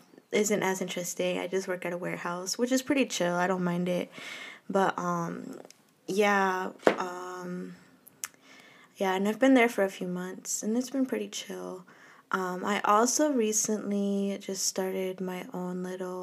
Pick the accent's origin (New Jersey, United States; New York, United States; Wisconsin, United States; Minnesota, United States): Minnesota, United States; I was born and raised here in Minnesota